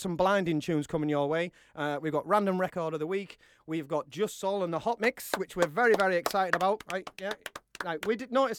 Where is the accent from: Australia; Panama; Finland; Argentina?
Australia; accent: Australian; my Australian accent